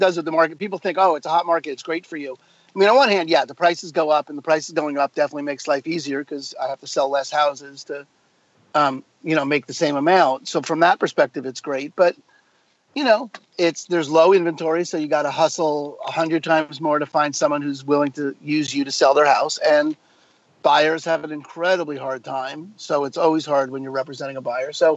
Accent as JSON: {"language": "English", "region": "New York", "country": "United States", "tie": "born or raised there", "also_born_or_lived": "New Mexico", "moved": "as an adult", "lives_now": "Seattle, United States", "said": "I grew up in New York"}